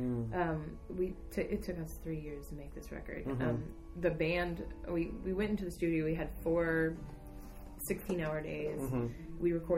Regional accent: Tracy, California, United States; moved away as an adult; also born or lived in East Bay, California; now in San Francisco, United States; So I grew up in Tracy, California, which is a small, like

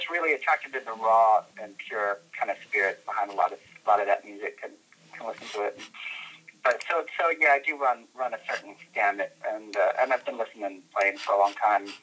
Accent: North Carolina, United States; moved away as an adult; also born or lived in New York; now in Bay Area, United States; I was in the South of North Carolina until I was about 23

